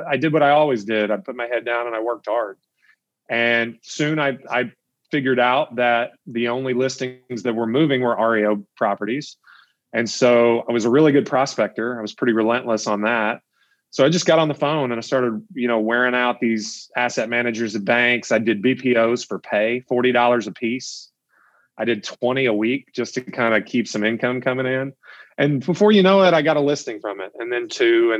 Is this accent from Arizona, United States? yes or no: no; Elizabethtown, Kentucky, United States; Elizabethtown is my hometown